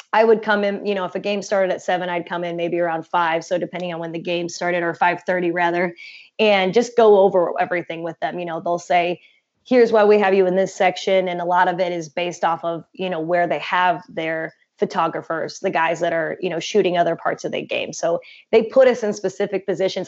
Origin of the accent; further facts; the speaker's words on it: south of Chicago, a small town in Illinois, United States; moved away as an adult; also born or lived in Indiana; my hometown is a small town in Illinois, south of Chicago. And so I grew up watching Chicago sports